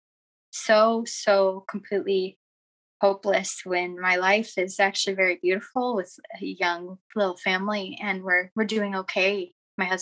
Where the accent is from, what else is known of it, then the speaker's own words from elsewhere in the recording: Arizona, United States; now in Utah, United States; I was born and raised in Arizona